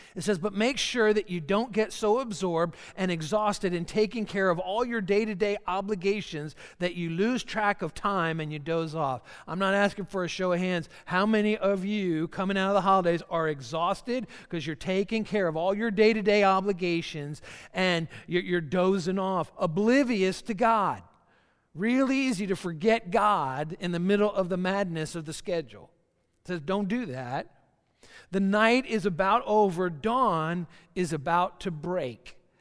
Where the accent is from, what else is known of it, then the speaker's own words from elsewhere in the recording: Georgia, United States; I'm from Georgia, so country music comes easy and very naturally for me.